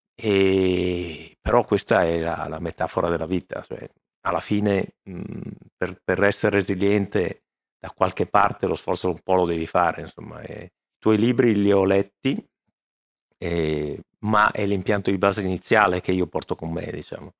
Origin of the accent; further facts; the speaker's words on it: Veneto, Italy; sono veneto